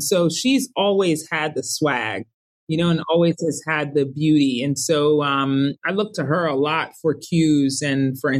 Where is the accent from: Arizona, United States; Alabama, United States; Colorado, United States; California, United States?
Colorado, United States; Colorado Springs; my best friend was Summer growing up in Colorado Springs, Colorado.